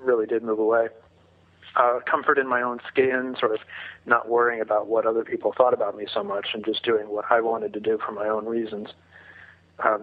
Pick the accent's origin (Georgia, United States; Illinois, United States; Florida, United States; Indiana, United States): Indiana, United States; Indianapolis; moved away as an adult; now in Chicago, United States; I grew up in Indianapolis, the son of a lawyer and a school teacher